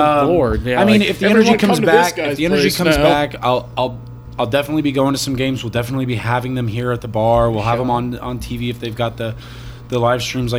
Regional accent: California, United States; moved away; I grew up in California, and he was actually from where I was from.

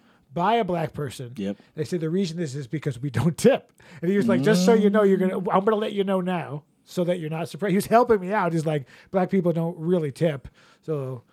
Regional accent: East Coast, United States; We're all from the East Coast.

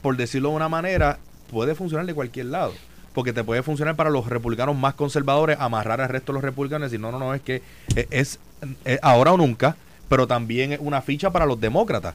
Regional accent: Puerto Rico; como puertorriqueño, como estadista y como PNP

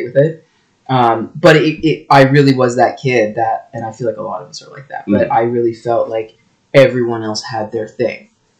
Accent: Thornhill, Ontario, Canada; born and raised in Thornhill, which is just north of Toronto. It's like the first like suburb north of Toronto as part of like the GTA, part of Vaughan.

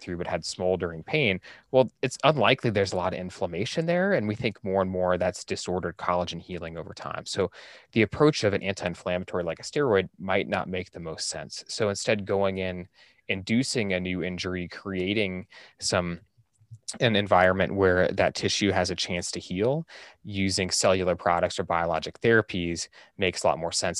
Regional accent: Central Oregon, United States; moved away as an adult; also born or lived in Salt Lake City, Utah; I'm from Central Oregon originally, so it was always kinda my idea to try and get back to, to Central Oregon

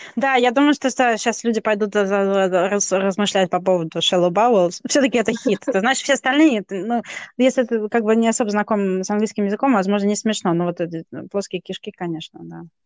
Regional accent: Kazakhstan; moved away; я родилась в Казахстане по стечению обстоятельств

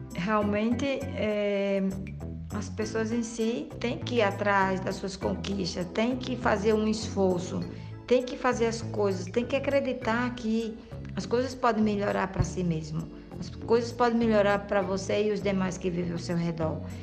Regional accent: Mossoró, Rio Grande do Norte, Brazil; moved away as an adult; now in Madrid, Spain; sou de Mossoró e vivo hoje recentemente em Madrid, na Espanha

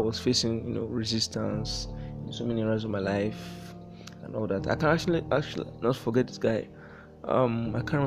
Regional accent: Warri, Delta, Nigeria; I was born in the Federal Republic of Nigeria in the year 1997 in a town called Warri. Warri, Niger Delta, that's Delta State. I did all my formal schooling there.

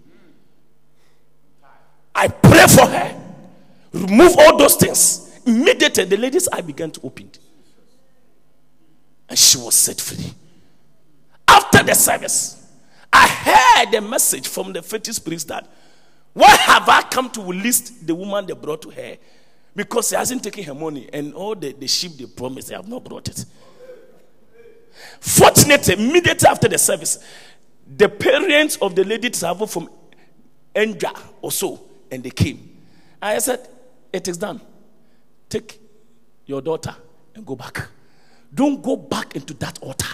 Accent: Ghana; because we're Ghanaian

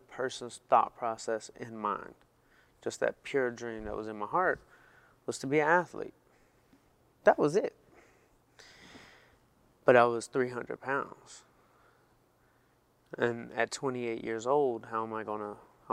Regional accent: Atlanta, Georgia, United States; moved away; I'm from Atlanta

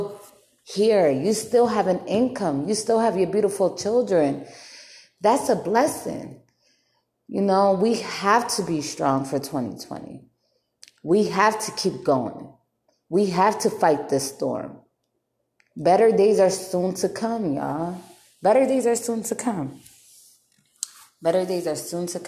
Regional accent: Bridgeport, Connecticut, United States; moved away as an adult; now in North Las Vegas, United States; I'm from Bridgeport, Connecticut. And I'm not hating on my city

